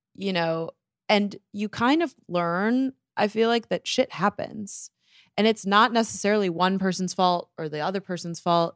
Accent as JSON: {"language": "English", "town": "Bloomfield Hills", "region": "Michigan", "country": "United States", "tie": "born or raised there", "moved": "as an adult", "lives_now": "New York, United States", "said": "I grew up in Michigan"}